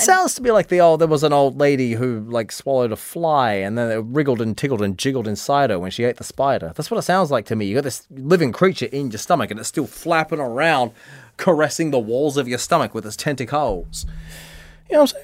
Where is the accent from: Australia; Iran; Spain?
Australia; now in Tokyo, Japan